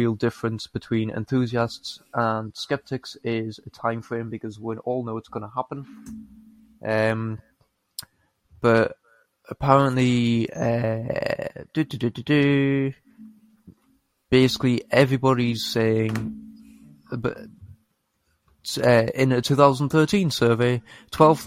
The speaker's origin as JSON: {"language": "English", "country": "United Kingdom", "said": "I am British"}